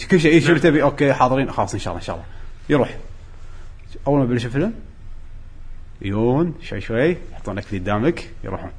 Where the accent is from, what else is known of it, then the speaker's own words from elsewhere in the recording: Kuwait; أنا جاي من الكويت